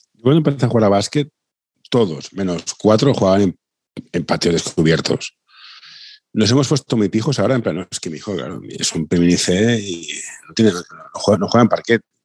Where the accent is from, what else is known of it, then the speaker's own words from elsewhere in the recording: Barcelona, Catalonia, Spain; Yo, soy de Barcelona